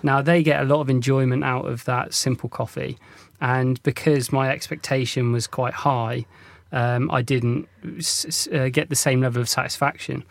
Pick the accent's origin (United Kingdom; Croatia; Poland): United Kingdom; North Devon, South West England; when I was growing up in North Devon